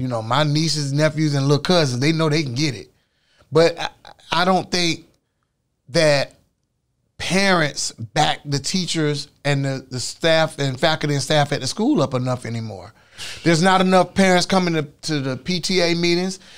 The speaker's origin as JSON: {"language": "English", "town": "Orlando", "region": "Florida", "country": "United States", "tie": "born or raised there", "said": "here in sunny, beautiful Orlando, my hometown"}